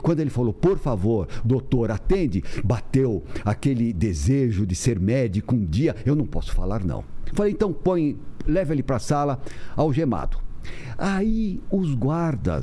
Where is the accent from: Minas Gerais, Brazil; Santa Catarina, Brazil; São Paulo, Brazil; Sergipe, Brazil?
São Paulo, Brazil; also born or lived in Santos; eu sou aqui de São Paulo, ah. com o pé no interior pela minha minha mãe